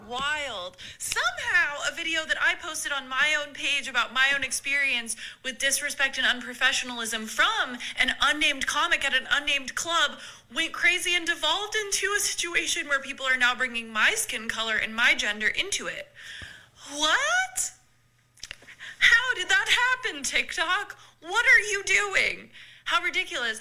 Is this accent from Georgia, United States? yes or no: no; Arkansas, United States; I'm from Arkansas. I went to University of Arkansas